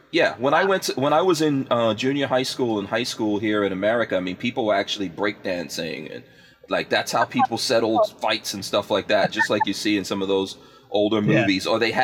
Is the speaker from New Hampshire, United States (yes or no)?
no; Far Rockaway, New York, United States; I grew up in Far Rockaway, which is Queens.